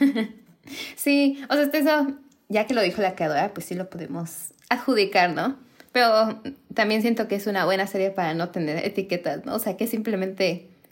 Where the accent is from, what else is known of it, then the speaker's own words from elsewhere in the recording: Mexico; somos mexicanas